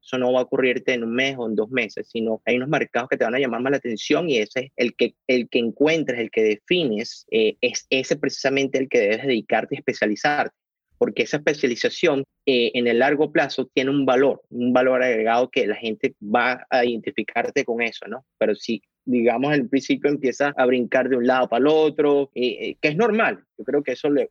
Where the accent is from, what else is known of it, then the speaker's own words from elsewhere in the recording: Caracas, Capital District, Venezuela; moved away as an adult; now in United States; yo soy caraqueño, venezolano, eh, tengo aquí en Estados Unidos ya 10 años